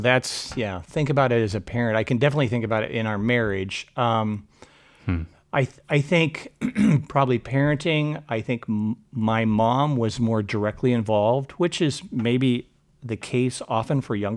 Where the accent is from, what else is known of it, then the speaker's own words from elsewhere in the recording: Portland, Oregon, United States; So I grew up here in Portland. I'm a third generation Oregonian.